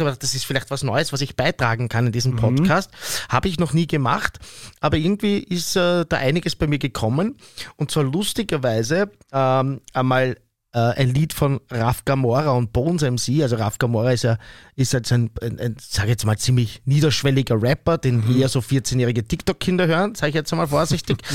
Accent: Vienna, Austria; wir schon als Wiener oder als Österreicherinnen und Österreicher, Wienerinnen und Wiener

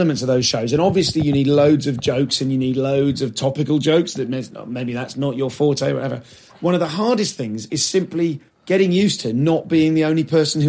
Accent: South of England, United Kingdom; as a Southerner

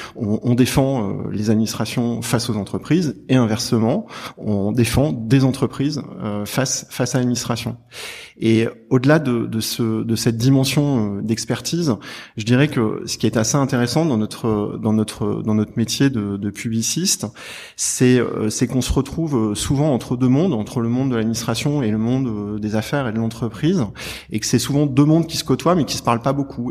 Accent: Clermont-Ferrand, Auvergne-Rhône-Alpes, France; moved away as an adult; now in Paris, France; Je suis de Clermont-Ferrand

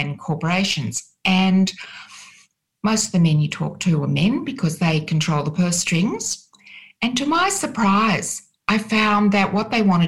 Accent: Sydney, New South Wales, Australia; I grew up in Sydney, on Sydney's North Shore

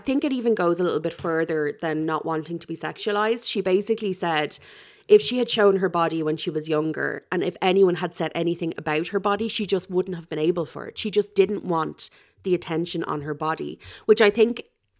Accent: Ireland; part of our DNA now as Irish people

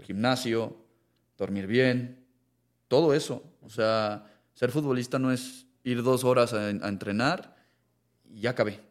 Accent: Mexico; yo soy mexicano

